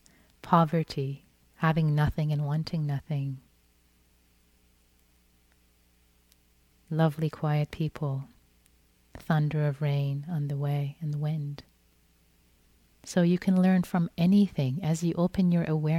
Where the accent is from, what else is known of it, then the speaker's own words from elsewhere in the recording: Iran; moved away; I'm Persian. I was born in Iran. So when I was growing up, I used to love reading Rumi in Farsi